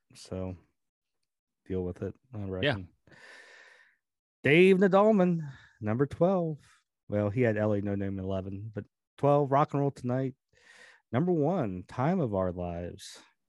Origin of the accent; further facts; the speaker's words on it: California, United States; Lance Rushing, him and I both had the same 1 and 2, just flipped around growing up in California